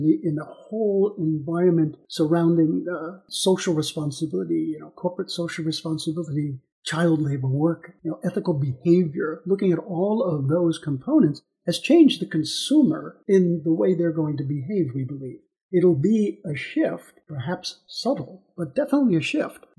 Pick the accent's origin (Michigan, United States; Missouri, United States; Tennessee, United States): Missouri, United States; I'm from Missouri, as we say in the in the states. I'm from Missouri, and Missouri is known as the Show Me State.